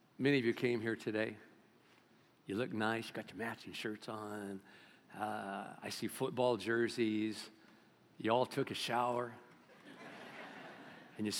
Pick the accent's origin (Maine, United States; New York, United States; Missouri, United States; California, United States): California, United States; Bakersfield; I'm from Bakersfield.